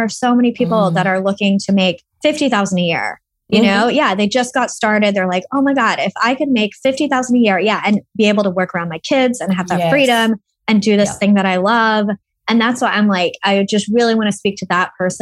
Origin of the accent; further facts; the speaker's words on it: Austin, Texas, United States; moved away as an adult; now in United Kingdom; I'm originally from Austin. That's right. Austin, Texas.